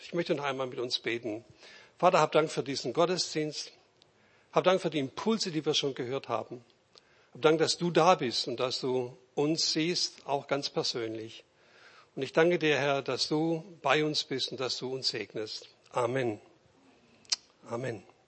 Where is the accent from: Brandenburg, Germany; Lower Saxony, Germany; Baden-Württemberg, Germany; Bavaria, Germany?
Baden-Württemberg, Germany; Reutlingen; ich bin auch Schwabe